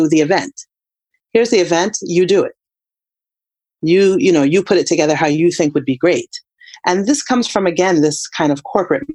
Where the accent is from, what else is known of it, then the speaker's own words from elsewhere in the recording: United States; as a African-American woman